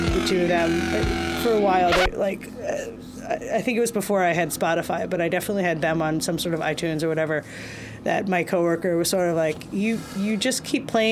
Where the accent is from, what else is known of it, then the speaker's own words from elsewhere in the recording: Reading, Pennsylvania, United States; moved away as an adult; now in New York, United States; I grew up in Reading, Pennsylvania, and I've been in New York now for 23 and a half years.